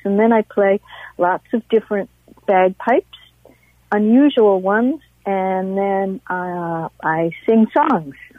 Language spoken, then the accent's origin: English; Northfield, Minnesota, United States; I'm from Northfield.